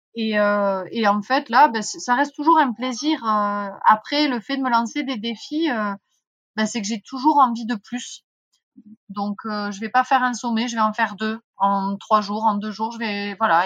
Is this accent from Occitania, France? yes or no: yes; Font-Romeu, Occitania, France; J'ai grandi à Font-Romeu